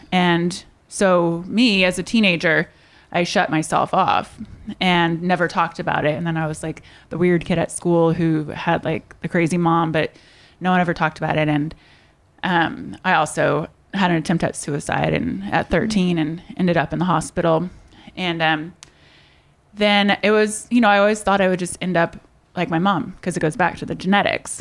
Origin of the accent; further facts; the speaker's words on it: Indiana, United States; moved away as an adult; now in California, United States; I'm originally from Indiana. Midwest girl, and I moved to California at eighteen.